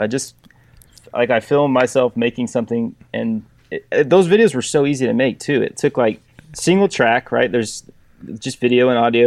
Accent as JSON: {"language": "English", "region": "Texas", "country": "United States", "tie": "born or raised there", "said": "I went to work for a custom door maker here in my hometown"}